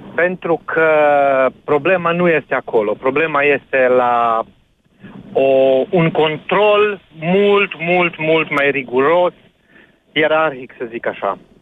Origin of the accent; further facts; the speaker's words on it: Arad, Arad County, Romania; eu acum, în momentul ăsta, chiar vorbesc de Arad, că sunt din Arad